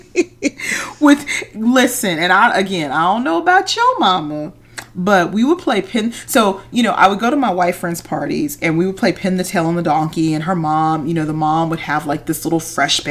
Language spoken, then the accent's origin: English; California, United States; moved away; I grew up in California, the West Coast